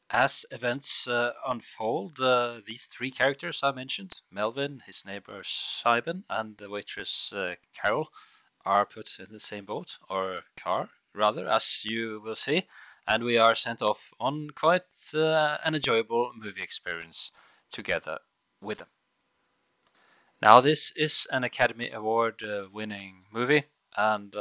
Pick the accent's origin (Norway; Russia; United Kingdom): Norway; Bergen, Vestland; English is a second language; I hail from Bergen in Norway, Scandinavia.